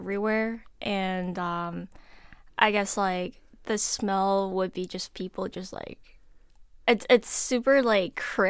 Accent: South Korea; English is a second language; I am from South Korea.

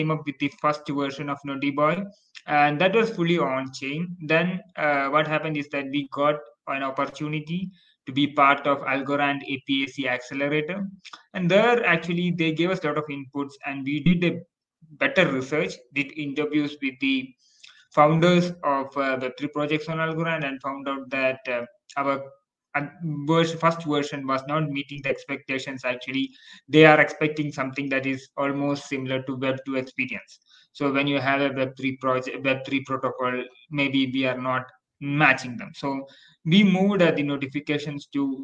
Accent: India; I'm from India

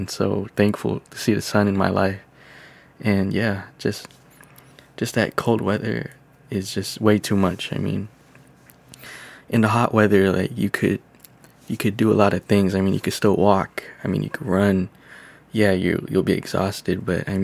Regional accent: California, United States; as a Californian, you know, living out here

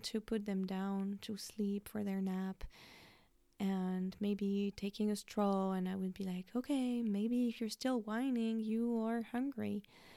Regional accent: France; now in United States; I have always been a mom living in the US, but I was brought up in France

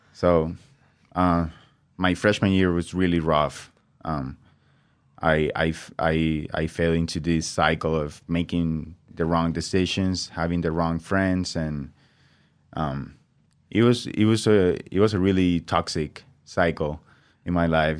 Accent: Venezuela; English is a second language; moved away as an adult; also born or lived in Brazil; now in Nampa, United States; I grew up, um, twenty years in Venezuela before I came to the United States

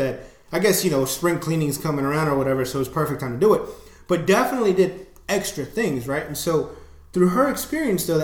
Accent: United States; being an American, living in the U.S.

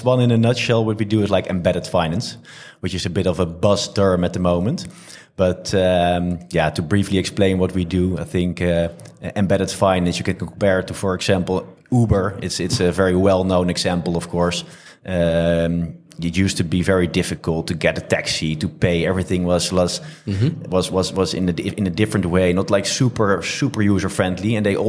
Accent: France; Originally from France, but we're really positioned as a European company.

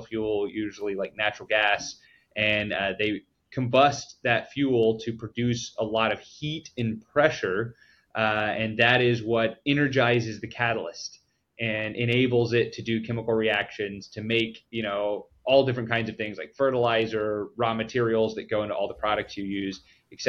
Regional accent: Midland, Texas, United States; Born and raised in Midland, Texas, for 18 years, and went to Texas Tech University.

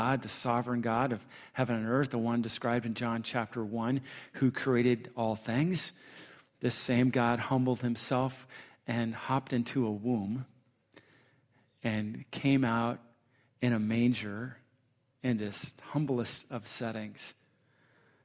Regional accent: Southern California, United States; moved away as an adult; also born or lived in San Diego / Michigan; we're from Southern California.

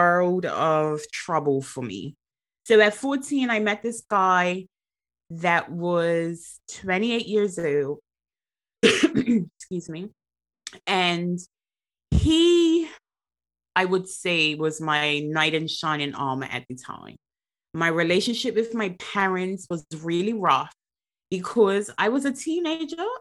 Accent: Bermuda; now in England, United Kingdom; born and raised in Bermuda

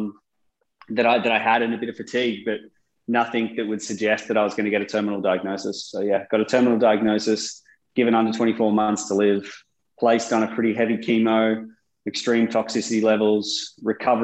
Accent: Sydney, New South Wales, Australia; also born or lived in United Kingdom; I grew up in Sydney

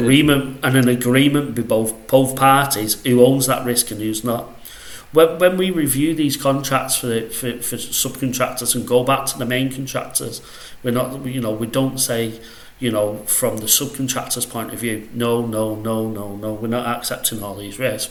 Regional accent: Salford, North West England, United Kingdom; accent: northwest; I'm from Salford, if you know where that is, uh, just outside Manchester. So, uh, yeah, that's where I'm from. That's where I currently am.

